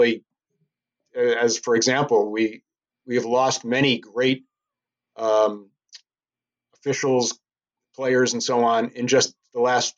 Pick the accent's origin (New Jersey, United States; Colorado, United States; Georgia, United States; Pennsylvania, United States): Pennsylvania, United States; Scranton; from Scranton, PA.